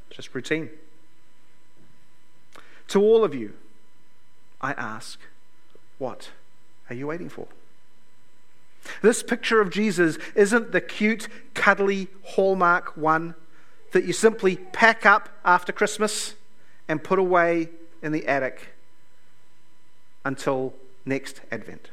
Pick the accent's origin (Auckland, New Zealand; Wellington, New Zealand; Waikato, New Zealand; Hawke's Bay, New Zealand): Wellington, New Zealand; Lower Hutt; also born or lived in Toronto; I grew up here in Lower Hutt.